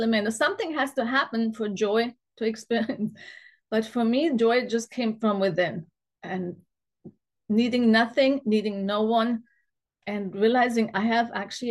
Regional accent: Germany; also born or lived in Munich; I grew up in Germany on a standard German diet

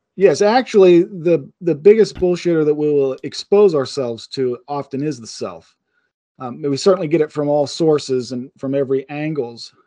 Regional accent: Pittsburgh, Pennsylvania, United States; I'm from Pittsburgh

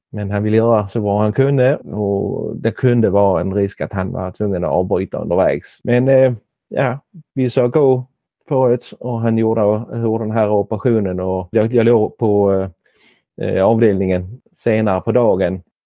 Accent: Helsingborg, Skåne, Sweden; moved away as an adult; now in Denmark; Jag är född i Danmark men har växt upp i Helsingborg

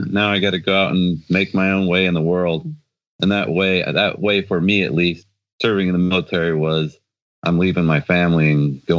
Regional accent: Colorado, United States; moved away as an adult; my home state of Colorado

